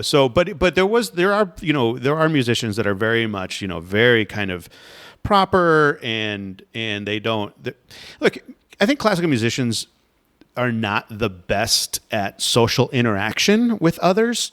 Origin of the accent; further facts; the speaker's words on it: Florida, United States; I grew up in Florida